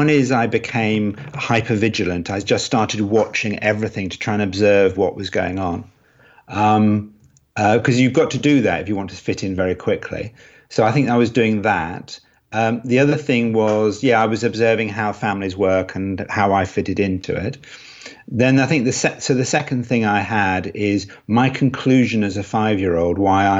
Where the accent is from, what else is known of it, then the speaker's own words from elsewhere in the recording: Cambridge, East of England, United Kingdom; born there; also born or lived in Edinburgh / London / Los Angeles; now in Nottingham, United Kingdom; Yes, I was born in Cambridge, then lived in Edinburgh, then lived in London, then went out to Los Angeles, and then ended up in Nottingham, the land of Robin Hood.